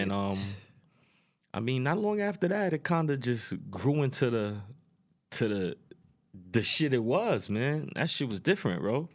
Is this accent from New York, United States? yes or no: yes; New York City, New York, United States; I'm from Queens